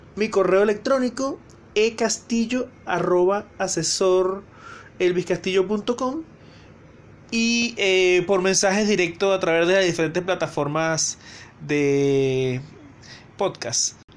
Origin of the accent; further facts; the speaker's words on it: Venezuela; now in Santiago, Chile; soy venezolano